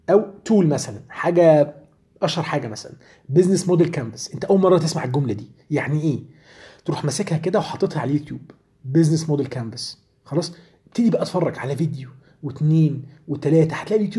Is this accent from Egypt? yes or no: yes; Egypt; يعني عندنا وقت في يومنا كمصريين بيضيع كتير جدا